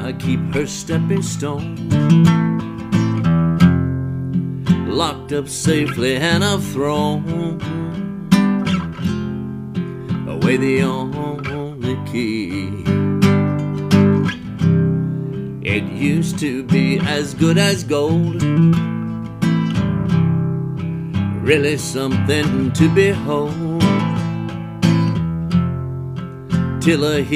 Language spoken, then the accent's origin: English; Alabama, United States; born or raised there; accent: Alabama; moved away as an adult; also born or lived in Chicago / Atlanta; now in Nashville, United States